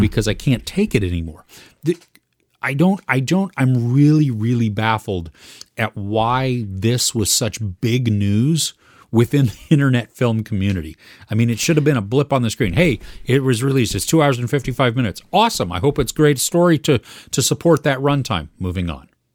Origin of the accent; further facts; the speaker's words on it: United States; as an American